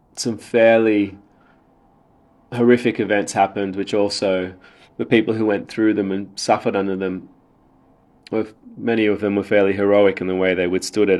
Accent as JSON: {"language": "English", "town": "Sydney", "region": "New South Wales", "country": "Australia", "tie": "born or raised there", "also_born_or_lived": "Sri Lanka", "said": "I was born in Sri Lanka, but I've been in Sydney since I was three, so very much grew up in Australia"}